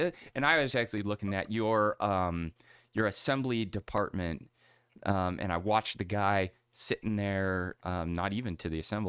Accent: Meadville, Pennsylvania, United States; I grew up in Meadville, Pennsylvania area. It's called Tool City, USA.

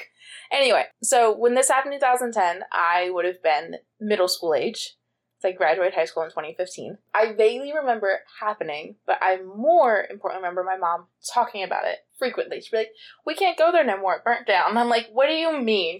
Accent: Cumberland County, New Jersey, United States; born or raised there

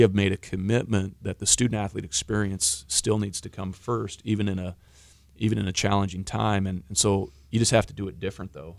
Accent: Washington, United States; moved away; I grew up in Washington

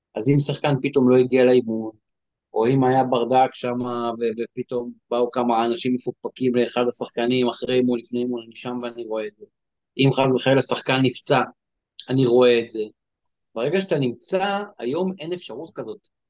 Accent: Givatayim, Tel Aviv District, Israel; גדלתי בגבעתיים

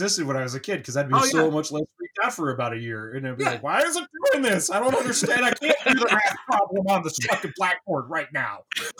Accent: Midwest, United States; I'm a Midwesterner.

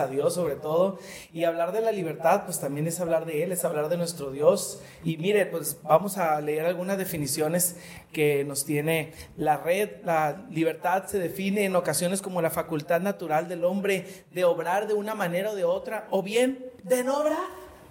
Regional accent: Mexico; los mexicanos

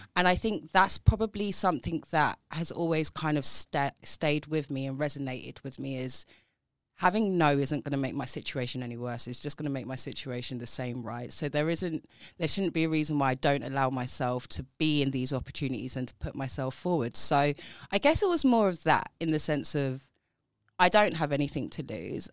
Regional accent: London, United Kingdom; grew up in South East London, if you can't tell from my accent

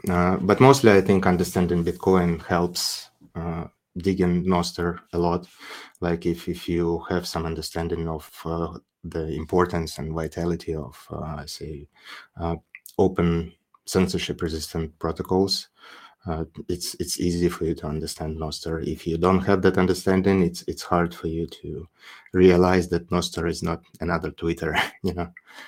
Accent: Crimea, Ukraine; now in United Arab Emirates; because I was born and raised in Crimea, which is a huge political dispute at the moment, that region. And I don't live there for quite a while, but my parents do.

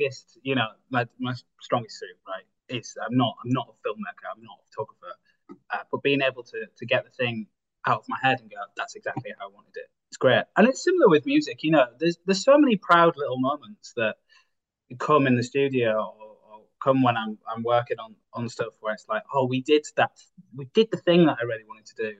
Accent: Bridlington, Yorkshire and the Humber, United Kingdom; now in Hull, United Kingdom; my hometown, Bridlington

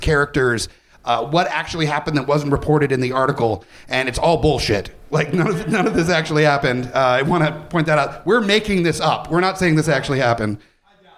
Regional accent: West Coast, United States; now in Richmond, United States; I grew up on the West Coast where it would get to 110 degrees

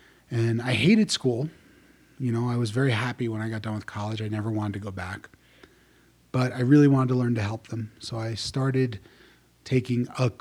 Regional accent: New Jersey, United States; I was born and raised in New Jersey, grew up in the 80s

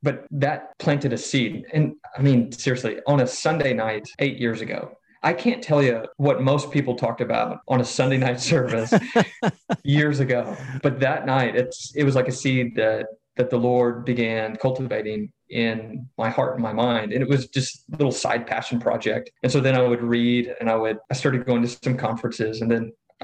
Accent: Dallas-Fort Worth area, between Fort Worth and Waco, Texas, United States; moved away as an adult; now in Memphis, United States; I grew up in a small town in the Dallas-Fort Worth area

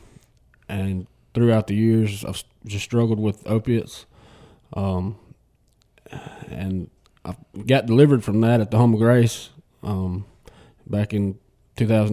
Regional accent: Batesville, Mississippi, United States; I'm from Batesville

